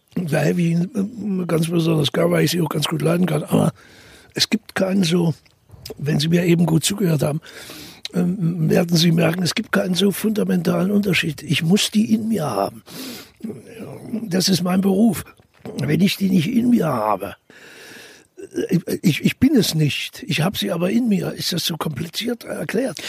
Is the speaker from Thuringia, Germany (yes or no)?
yes; Thuringia, Germany; accent: Thuringian; wir sind Thüringer